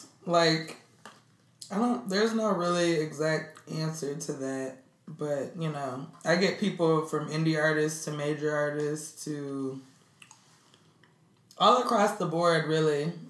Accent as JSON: {"language": "English", "town": "Minneapolis", "region": "Minnesota", "country": "United States", "also_born_or_lived": "Atlanta", "moved": "yes", "lives_now": "Brooklyn, United States", "said": "I'm originally from Minneapolis, Minnesota."}